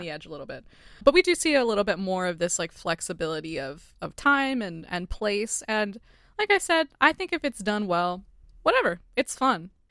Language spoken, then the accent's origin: English; United States; as American audiences